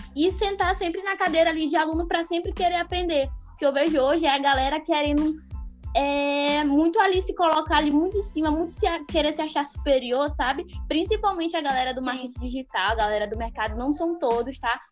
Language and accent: Portuguese; Northeast Region, Brazil; como eu sou do Nordeste